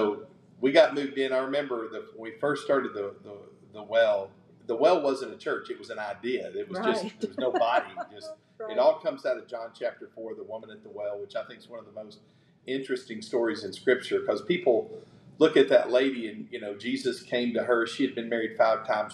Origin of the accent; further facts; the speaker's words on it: Knoxville, Tennessee, United States; moved away as an adult; also born or lived in Williamson County, Tennessee; now in Henderson, United States; I grew up in East Knoxville